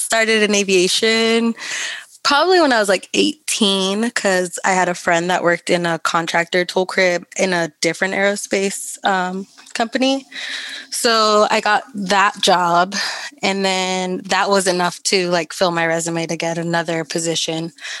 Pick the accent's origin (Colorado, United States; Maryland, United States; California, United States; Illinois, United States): California, United States; the armpit of; I'm from the armpit of California. Not super south or whatever.